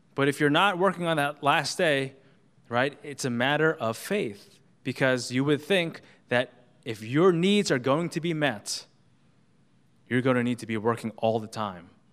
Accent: New York, United States; as a New Yorker

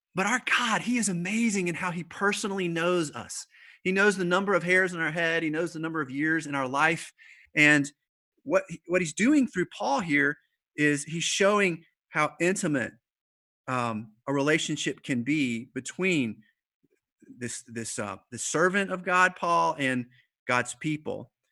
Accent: the South, United States; I'm from the South

